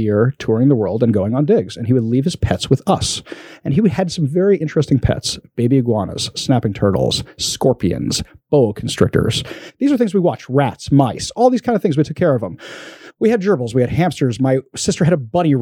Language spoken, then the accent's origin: English; New York, United States; now in Seattle, United States; I'm from New York originally